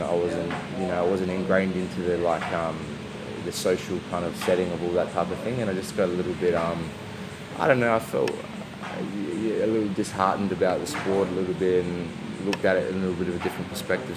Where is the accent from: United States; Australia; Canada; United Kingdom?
Australia; Adelaide, South Australia; moved away; I'm originally from Adelaide